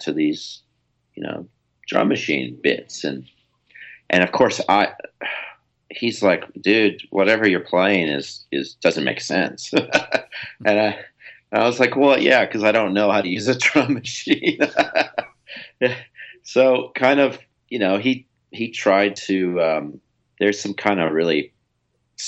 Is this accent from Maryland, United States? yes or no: no; Central California, United States; I grew up in Central California